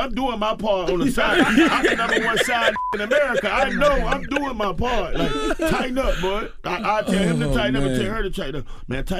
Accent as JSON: {"language": "English", "region": "the South", "country": "United States", "said": "Well, I'm from the South, but they don't really."}